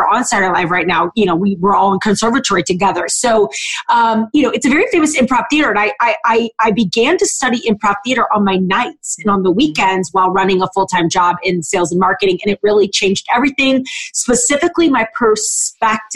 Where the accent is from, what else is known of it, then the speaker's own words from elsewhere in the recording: St. Louis, Missouri, United States; moved away as an adult; also born or lived in Chicago / Ohio; now in Cleveland, United States; I am born and raised in St. Louis